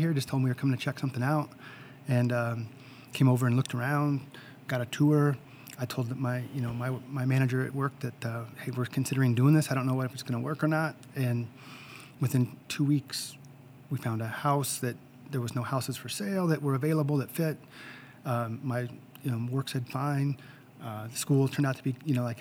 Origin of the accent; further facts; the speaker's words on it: Northern California by Sacramento, United States; also born or lived in Seattle, Washington; now in Harrington, United States; I'm originally from Northern California by Sacramento.